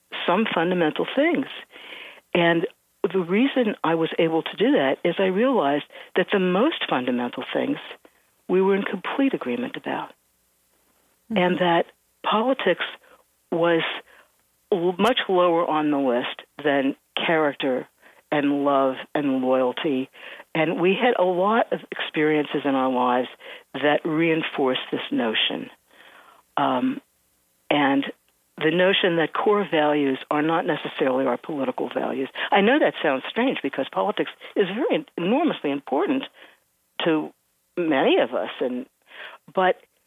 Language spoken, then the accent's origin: English; Cincinnati, Ohio, United States; now in New York, United States; I'm from Cincinnati, Ohio. And I mean, I've lived in New York for many years